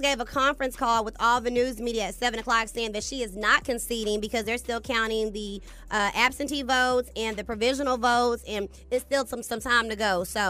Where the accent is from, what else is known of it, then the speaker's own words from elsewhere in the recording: Dallas, Texas, United States; I'm not from freaking Houston. I'm from Dallas.